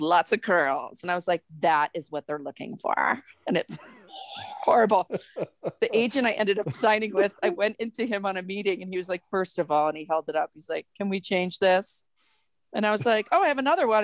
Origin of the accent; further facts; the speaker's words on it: Massachusetts, United States; moved away as an adult; also born or lived in New York; now in Denver, United States; I grew up in Massachusetts